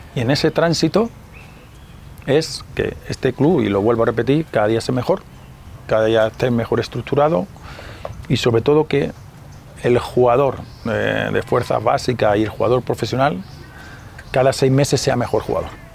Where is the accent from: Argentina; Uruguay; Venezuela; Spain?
Spain; moved away as an adult; now in Mexico; en mi país, en España